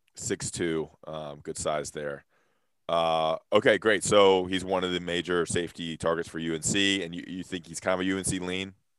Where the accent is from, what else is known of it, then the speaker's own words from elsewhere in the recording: Greensboro, North Carolina, United States; That's my hometown.